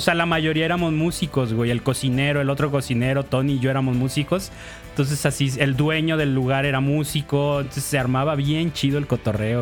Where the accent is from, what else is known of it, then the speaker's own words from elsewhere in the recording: Mexico; como buenos mexicanos payasos mamones